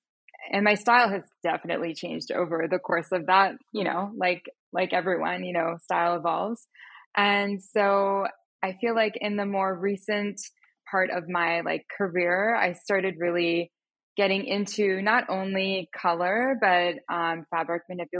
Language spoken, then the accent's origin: English; Pakistan; also born or lived in United States; which I'm Pakistani and American. I grew up in both places, and that definitely has an influence on my personal style.